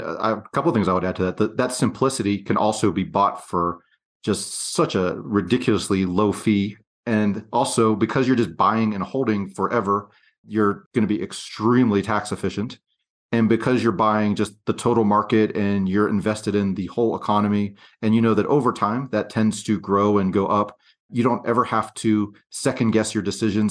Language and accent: English; Pennsylvania, United States; moved away as an adult; also born or lived in western United States; I grew up across the country from where I live now in the western United States, and I grew up in Pennsylvania